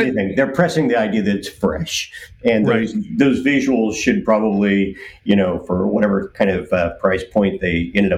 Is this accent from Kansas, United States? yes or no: yes; Kansas, United States; I'm from Kansas